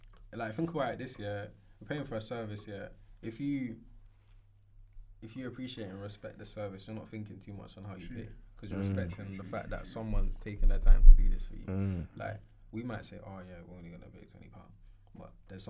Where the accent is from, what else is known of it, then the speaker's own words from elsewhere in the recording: London, United Kingdom; Growing up in London.